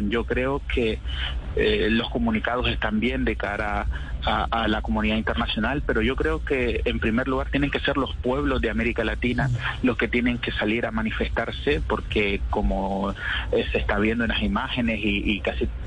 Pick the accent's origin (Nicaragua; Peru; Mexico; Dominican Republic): Nicaragua; moved away as an adult; now in Spain; Yo tengo tres años exiliado en España